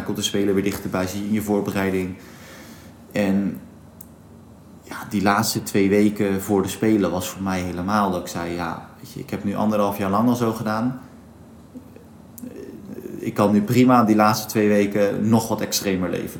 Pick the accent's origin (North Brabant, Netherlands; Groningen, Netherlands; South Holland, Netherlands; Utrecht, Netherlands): South Holland, Netherlands; Katwijk; ik ben in Katwijk geboren